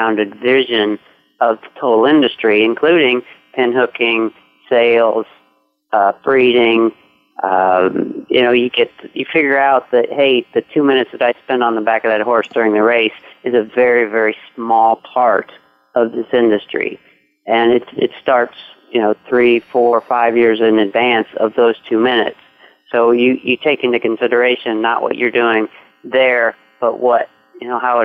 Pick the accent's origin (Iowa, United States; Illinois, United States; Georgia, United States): Iowa, United States; moved away as an adult; also born or lived in Louisville, Kentucky; now in Kentucky, United States; I grew up in Iowa